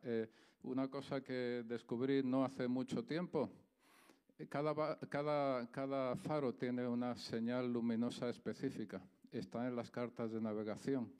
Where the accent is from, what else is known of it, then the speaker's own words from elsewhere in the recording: Andalusia, Spain; accent: Andalusian; moved away; soy andaluz, ¿vale? Se me nota en el acento y en la gracia que tengo